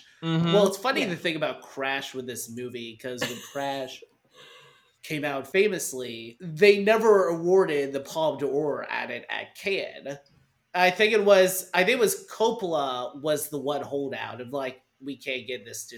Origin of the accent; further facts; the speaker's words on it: the South, United States; I grew up in the South